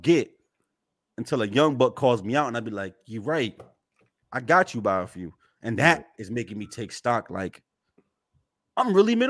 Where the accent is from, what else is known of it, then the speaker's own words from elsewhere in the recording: Newburgh, New York, United States; no, I grew up in a savage land, right? Like, mm-hmm. I'm from Newburgh.